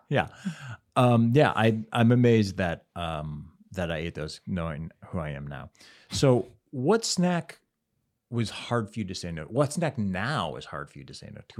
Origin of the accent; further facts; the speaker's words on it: Cleveland, Ohio, United States; in Cleveland as a kid